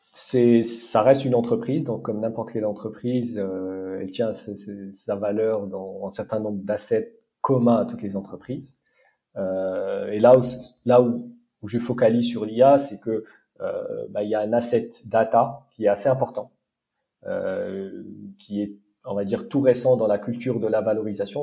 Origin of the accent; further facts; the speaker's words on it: Morocco; moved away as an adult; also born or lived in France / United States; j'ai grandi au Maroc